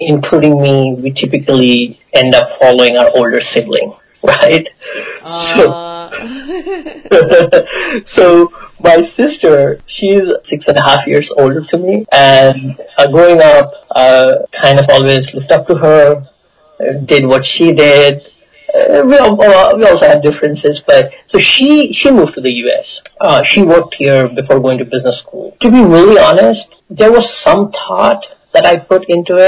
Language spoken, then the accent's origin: English; Sindri, Jharkhand, India; first language Bengali; English is a second language; moved away as an adult; also born or lived in Chennai; now in United States; I grew up in a very small town in the eastern part of India.